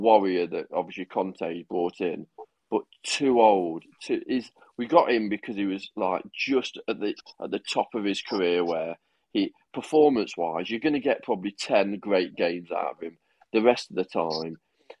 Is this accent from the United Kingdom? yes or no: yes; United Kingdom; I'm British